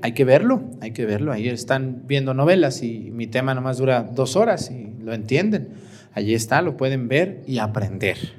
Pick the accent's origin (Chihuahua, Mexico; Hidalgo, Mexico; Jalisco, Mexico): Jalisco, Mexico; Mexticacán; moved away; mi pueblo Mestigacán